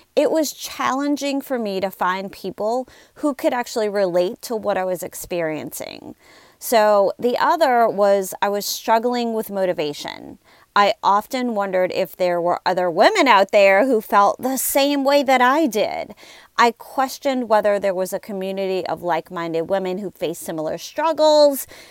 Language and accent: English; Louisiana, United States; I'm from Louisiana